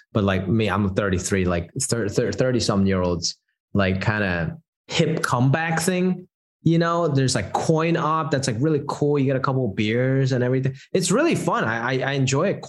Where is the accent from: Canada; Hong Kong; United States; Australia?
Hong Kong; moved away; I grew up in Hong Kong